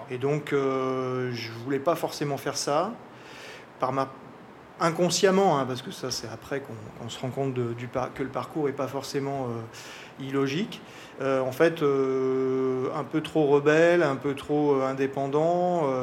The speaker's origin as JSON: {"language": "French", "region": "Auvergne-Rhône-Alpes", "country": "France", "lives_now": "French Polynesia", "said": "Je suis originaire de, la région de Lyon. Euh, j'ai pas mal bougé euh, assez jeune. donc bien sûr, la Polynésie, j'y suis arrivé il y a longtemps"}